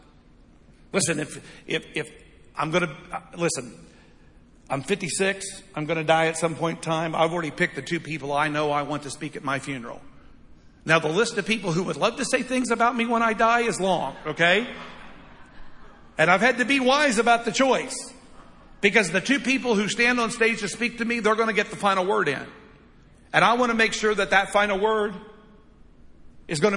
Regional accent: United States; I love being an American. I'll always love being an American

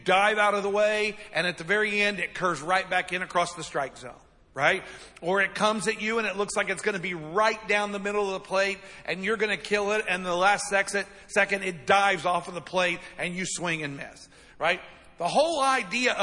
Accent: United States; we're American

